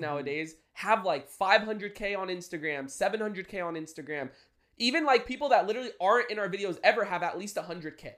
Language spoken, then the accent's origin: English; San Diego, California, United States; we lived in San Diego, Maramesa